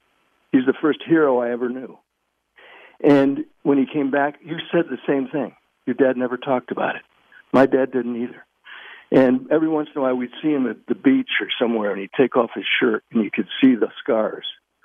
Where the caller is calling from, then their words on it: Virginia, United States; I'm calling you from Virginia.